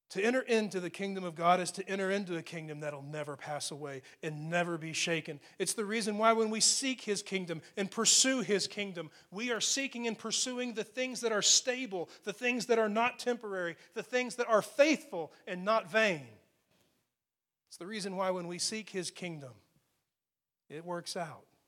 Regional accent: Texas, United States; I grew up in Texas

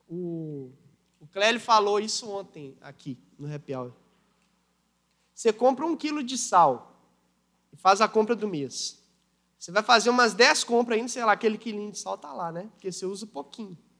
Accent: Brazil; nós somos brasileiros

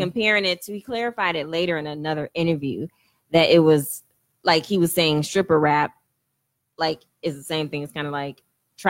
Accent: United States; I'm from Brownsville

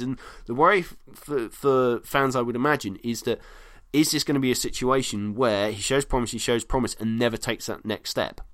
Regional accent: United Kingdom; as a Brit.

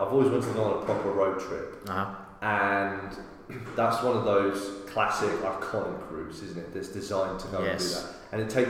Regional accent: United Kingdom; accent: British

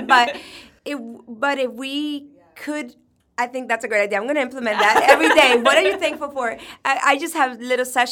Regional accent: Orlando, Florida, United States; I'm from Orlando

